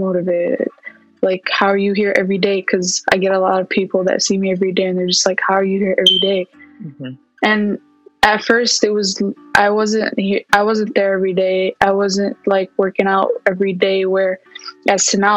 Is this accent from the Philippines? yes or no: no; Milwaukee, Wisconsin, United States; also born or lived in Palestine; I'm originally from Palestine, but I come from Milwaukee, Wisconsin.